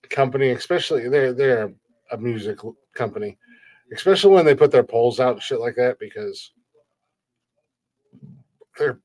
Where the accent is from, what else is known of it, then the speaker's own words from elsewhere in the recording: United States; accent: country; I'm fucking American and I'm country as fuck